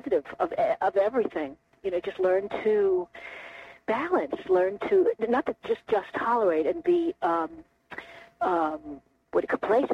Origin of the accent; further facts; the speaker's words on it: Brooklyn, New York, United States; now in Baltimore, United States; I grew up in Brooklyn